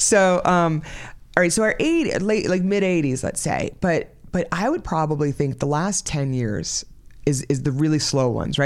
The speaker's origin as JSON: {"language": "English", "region": "New York", "country": "United States", "also_born_or_lived": "Florida", "moved": "as an adult", "said": "I, um, am originally from New York, so I'm from the East Coast of the country"}